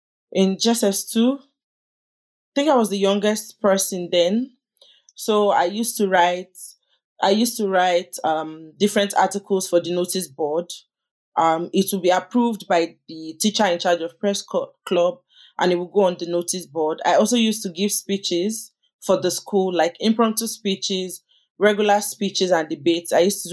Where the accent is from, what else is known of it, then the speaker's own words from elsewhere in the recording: Lagos, Nigeria; also born or lived in Ogun State, Nigeria / Abuja; So I grew up in Oregun, Lagos